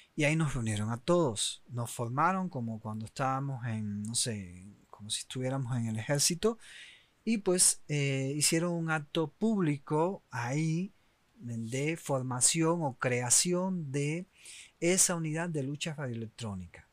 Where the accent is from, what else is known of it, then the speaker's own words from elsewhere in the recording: Oriente, Eastern Cuba, Cuba; moved away; also born or lived in Havana; los que somos de Oriente, pues nos movemos para La Habana muchas veces en busca obviamente de mejores oportunidades